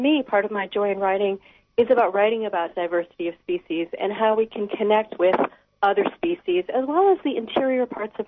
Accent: Wisconsin, United States; moved away as an adult; also born or lived in Appleton, Wisconsin; now in Alaska, United States; I grew up in Wisconsin

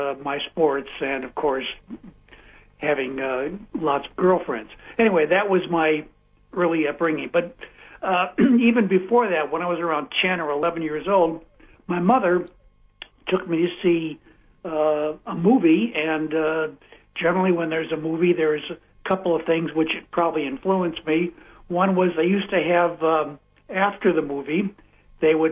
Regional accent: Chicago, Illinois, United States; moved away as an adult; also born or lived in Los Angeles, California; born and raised in the north side of Chicago

